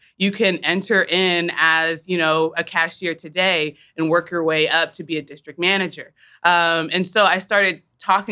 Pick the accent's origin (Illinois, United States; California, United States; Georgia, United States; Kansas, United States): Kansas, United States; Wichita; moved away; We're sisters. We're from Wichita